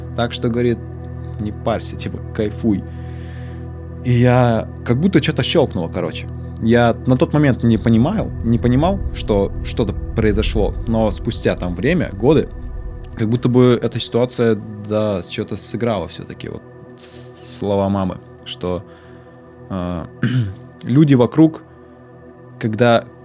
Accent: Tura, Krasnoyarsk Krai, Russia; moved away as an adult; я переехал из Туры в Красноярск в 18 лет, поступить в институт

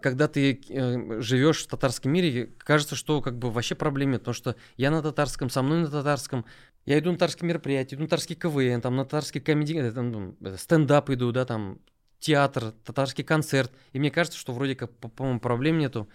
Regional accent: Nizhnekamsk, Tatarstan, Russia; also born or lived in Mamadyshsky District / Kazan; Я родом из Нижнекамска

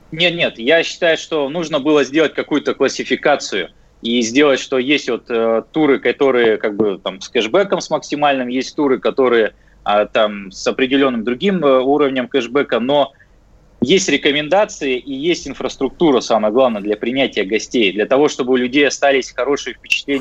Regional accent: Russia; moved away; я сам с Байкала

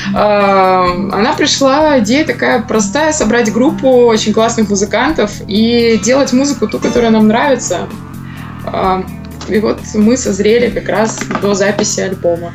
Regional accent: Angarsk, Irkutsk Oblast, Russia; also born or lived in Novosibirsk; now in Moscow, Russia; я, например, родилась в городе Ангарске

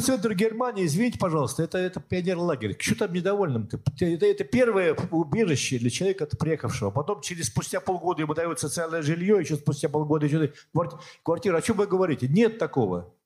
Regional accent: Siberia, Russia; also born or lived in Yekaterinburg; now in Prague, Czech Republic; Я сам из Сибири, где моя малая родина

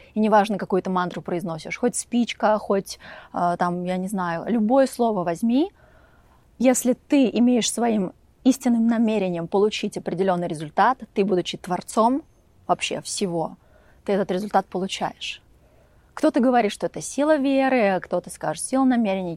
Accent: Volgograd, Volgograd Oblast, Russia; moved away as an adult; also born or lived in Upstate New York, United States; now in Montecito, United States; впервые я жила в Волгограде, я из Волгограда

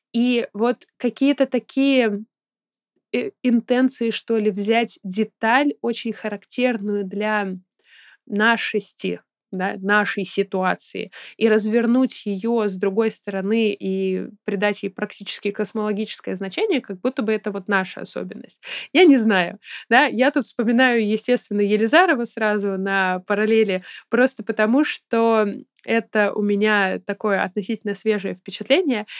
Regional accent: Saint Petersburg, Russia; я ребенок, который росла в, соответственно, Петербурге

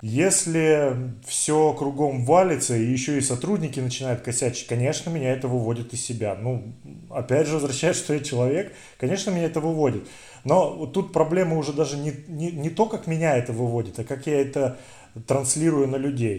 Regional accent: Siberia, Russia; Мы, сибиряки

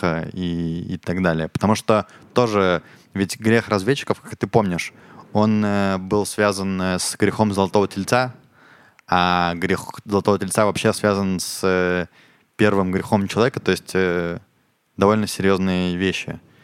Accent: Ukraine; now in Israel; я из Украины, и я когда в школе учился

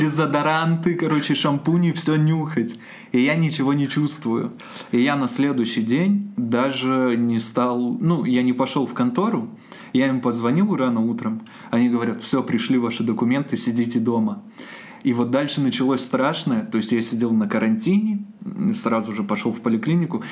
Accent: Borzya, Zabaykalsky Krai, Russia; now in Irkutsk, Russia; Я родом из Забайкальского края, город Борзя

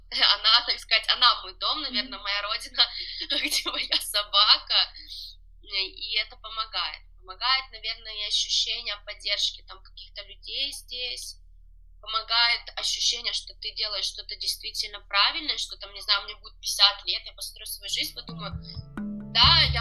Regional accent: Lithuania; если еду за границу куда-то, я говорю, что я из Литвы

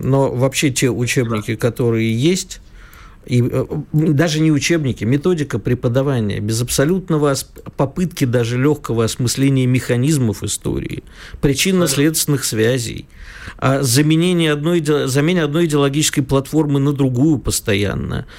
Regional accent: Kyiv, Ukraine; moved away; у меня детство прошло в Киеве, я знаю хорошо украинский язык

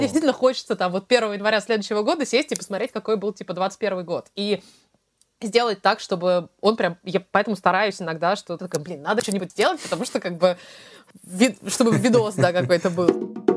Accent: Russia; now in London, United Kingdom; мы из России

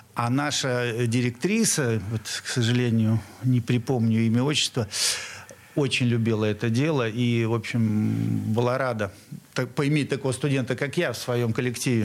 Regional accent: Saint Petersburg, Russia; я местный урожденец нашего города на Неве. А, родился в Московском районе

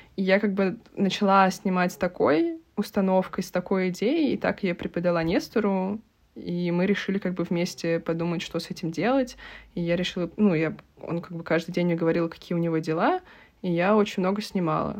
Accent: Russia; moved away; also born or lived in Portugal; я из России

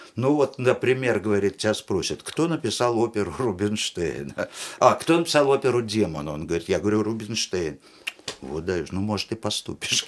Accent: Tashkent, Uzbekistan; moved away; also born or lived in Israel; я буквально с трех лет э, вырос в театре кукол в Ташкентском потому что я из Ташкента

